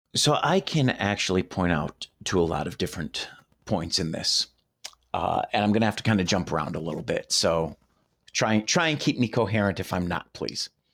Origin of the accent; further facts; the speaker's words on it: Detroit, Michigan, United States; When I was growing up in Detroit